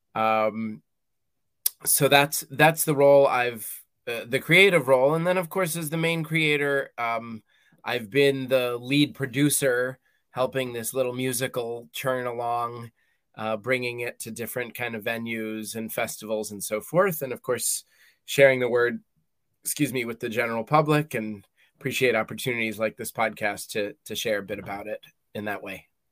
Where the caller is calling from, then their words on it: Columbia, Maryland, United States; I am calling in from Maryland in the United States, a little town called Columbia